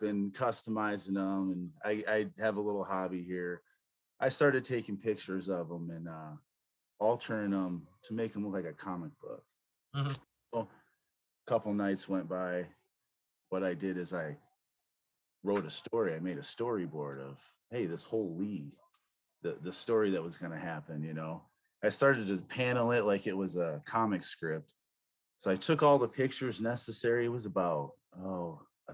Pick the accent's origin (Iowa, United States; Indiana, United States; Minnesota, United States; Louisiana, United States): Iowa, United States; I'm from Iowa